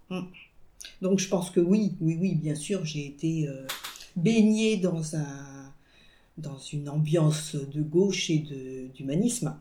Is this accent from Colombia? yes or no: no; France; also born or lived in Paris; now in Rennes, France; je suis née en France. Euh, je parle français